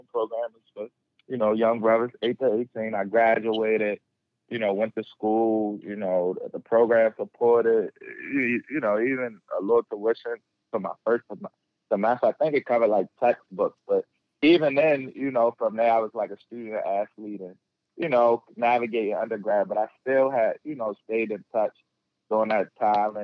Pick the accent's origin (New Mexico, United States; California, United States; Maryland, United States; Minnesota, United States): Maryland, United States; Baltimore; I grew up in West Baltimore